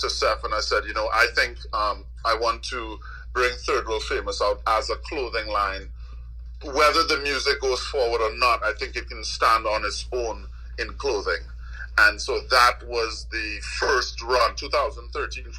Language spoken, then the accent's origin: English; Trinidad & Tobago; moved away as an adult; also born or lived in Washington, D.C.; I grew up in Trinidad with a Jamaican father.